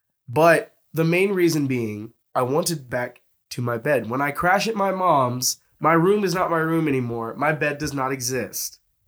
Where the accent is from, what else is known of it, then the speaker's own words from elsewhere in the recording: Pittsburgh, Pennsylvania, United States; now in Birmingham, United States; I am from Pittsburgh, Pennsylvania.